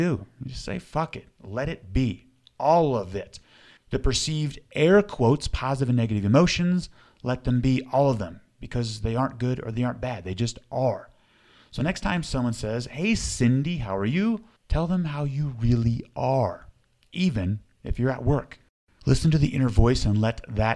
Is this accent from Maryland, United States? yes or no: no; Sandy, Utah, United States; Sandy, Utah, That's where I grew up too